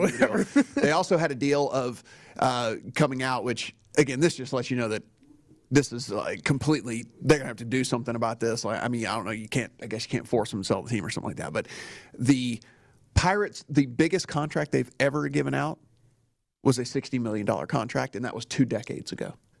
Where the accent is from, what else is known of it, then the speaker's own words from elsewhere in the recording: Northern Louisiana, United States; growing up in Northern Louisiana